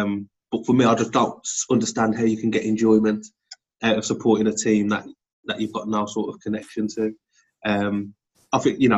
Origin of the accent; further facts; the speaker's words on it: Wolverhampton, West Midlands, United Kingdom; I was born in Wolverhampton. I've lived in Wolverhampton all my life.